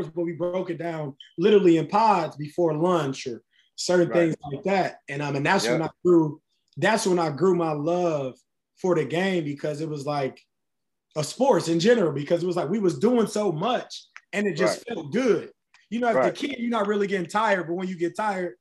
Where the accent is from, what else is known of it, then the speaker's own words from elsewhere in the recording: Cleveland, Ohio, United States; Growing up, I grew up on 115th of Woodland